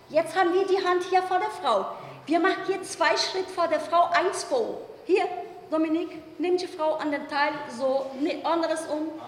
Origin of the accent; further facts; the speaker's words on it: Brazil; German is a second language; now in Germany; Ist für mich so ein Stück für mich Brasilien hier in Deutschland. Wenn ich hier sitze und, und die Schule tanzen sehe, ist es für mich also ein Stück meine Heimat.